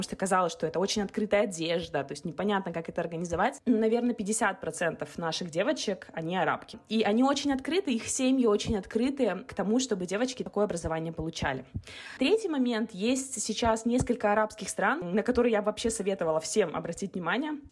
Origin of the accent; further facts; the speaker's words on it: Kazakhstan; И нам кажется, что это миграция в Эмираты, в Дубай, да, то есть, ну, потому что мы из Казахстана ездим в Дубай.